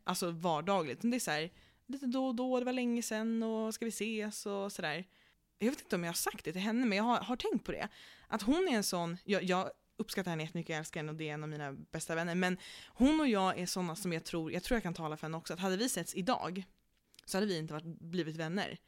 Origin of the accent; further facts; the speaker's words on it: Stockholm, Stockholm County, Sweden; vi är stockholmare